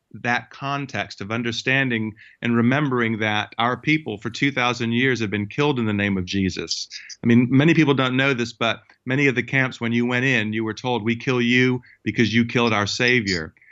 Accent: United States; moved away; it actually, uh, was in the United States where I, where I w-, grew up

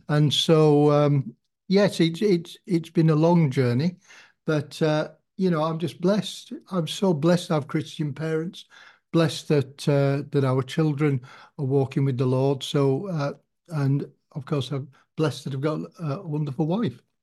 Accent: Kendal, North West England, United Kingdom; I am a Kendall, Kendall person, and I was brought up in the Salvation Army

